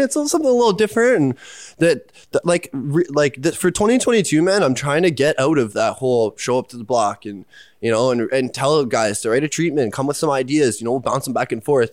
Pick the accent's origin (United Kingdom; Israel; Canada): Canada; Pickering, Ontario; I grew up in Pickering. It's in the East End. Yeah, uh, like Durham region